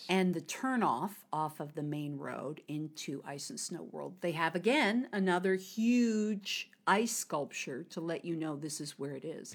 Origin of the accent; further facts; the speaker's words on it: United States; moved away as an adult; now in China; I'm an American